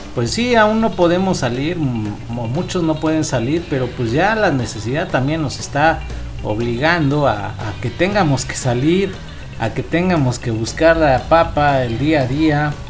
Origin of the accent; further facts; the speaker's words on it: Chimalhuacán, State of Mexico, Mexico; del municipio de donde somos, de Chimalhuacán, Estado de México